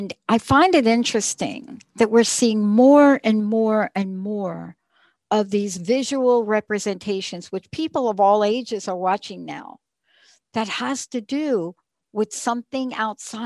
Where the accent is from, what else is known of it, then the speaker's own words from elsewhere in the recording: New York City, New York, United States; growing up in the Bronx to actually learn how to play viola.